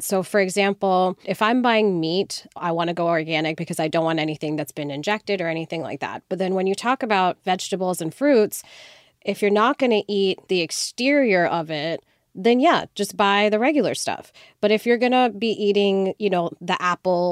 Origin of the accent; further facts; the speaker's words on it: India; moved away; I'm Indian. I grew up in India, partially